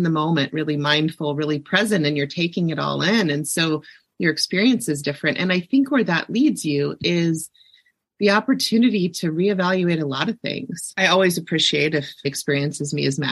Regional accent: Ohio, United States; I grew up in Ohio

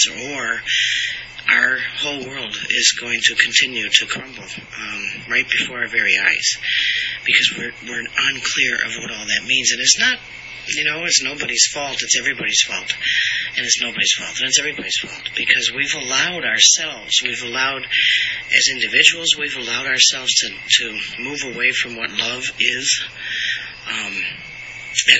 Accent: United States; I am an American and we are in America

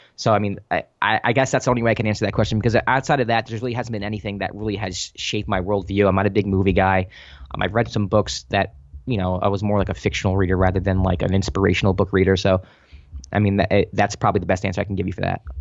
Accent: New York City, New York, United States; moved away as an adult; also born or lived in Los Angeles; I was born in, uh, the Bronx, Our Lady of Mercy Hospital.

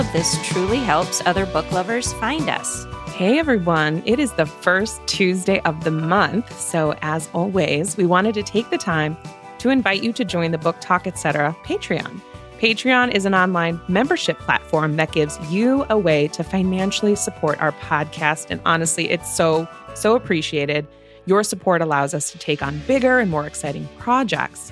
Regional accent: Illinois, United States; We're from Illinois

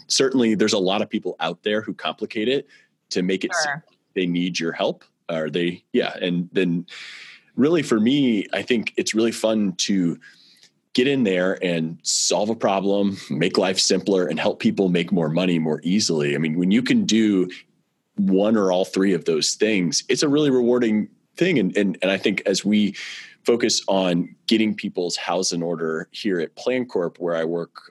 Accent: St. Louis, Missouri, United States; I grew up in St. Louis, and I'm very proud to be raising my family here in St. Louis as well

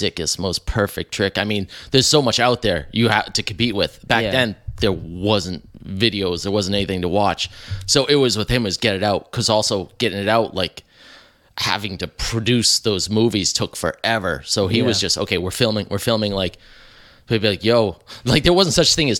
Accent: Medfield, Massachusetts, United States; also born or lived in Uxbridge, Massachusetts; I grew up in Medfield, which is kind of close to here, not too far away

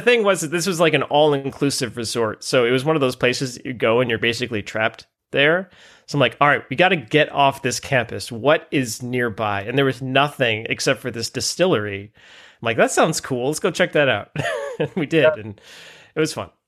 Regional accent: Ann Arbor, Michigan, United States; I grew up just outside Ann Arbor

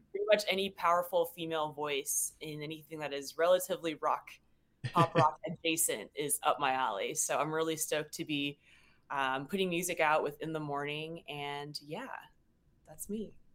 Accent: Seattle, Washington, United States; moved away as an adult; now in Los Angeles, United States; I'm originally from Seattle, Washington

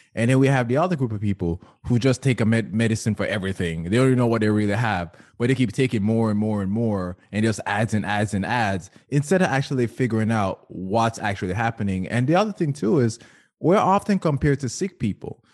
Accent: Jamaica; Growing up in Jamaica

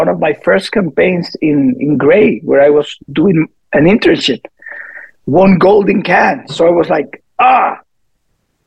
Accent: Chile; moved away as an adult; also born or lived in Bogota, Colombia / Puerto Rico / Delano, California; I'm from Chile originally. I was born in Bogota because my parents lived there

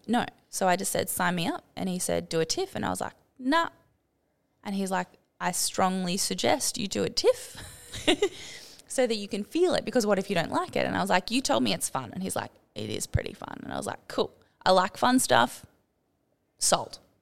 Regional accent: Sydney, New South Wales, Australia; moved away as an adult; also born or lived in Byron Bay / Lennox Head / Townsville; I grew up in Sydney

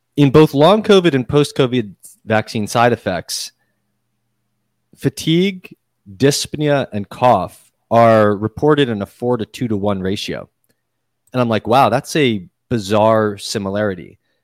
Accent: Massachusetts, United States; now in New York City, United States; I grew up in Massachusetts.

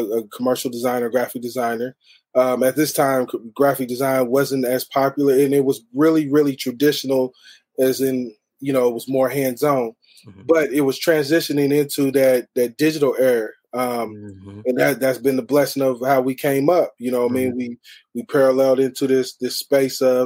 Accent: Evansville, Indiana, United States; I'm from Evansville, Indiana, the southern part of the state

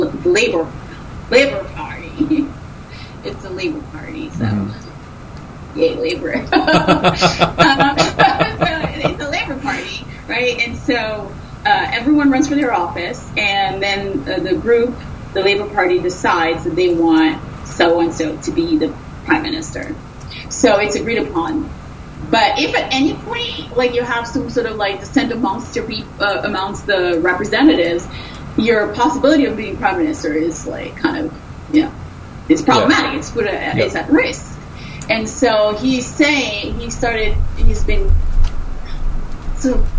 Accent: Dominica; moved away; I was born in Dominica

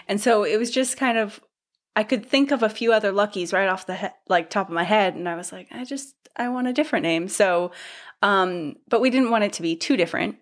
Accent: Northern California, United States; moved away as an adult; also born or lived in Portland / Seattle / London; I grew up in Northern California

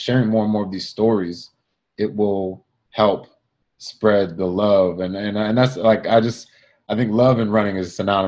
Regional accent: Boston, Massachusetts, United States; moved away as an adult; now in Los Angeles, United States; being born and raised in Boston

